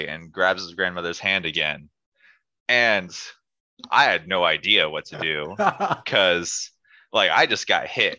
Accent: United States; moved away as an adult; Being an American gave me certain privileges

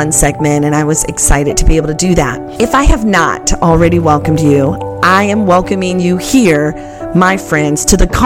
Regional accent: Covert, Michigan, United States; Covert, Michigan is my hometown.

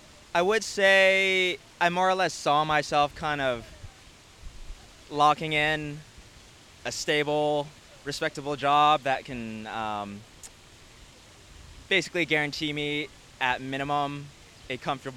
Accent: Los Angeles, California, United States; now in Toronto, Canada; I'm from Los Angeles.

